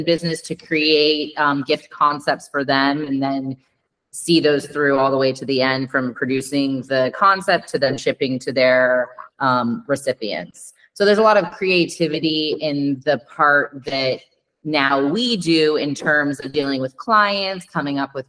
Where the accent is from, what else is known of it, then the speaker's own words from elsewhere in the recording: Los Angeles, California, United States; moved away as an adult; also born or lived in Denver; now in Piedmont, Italy; a woman growing up in Los Angeles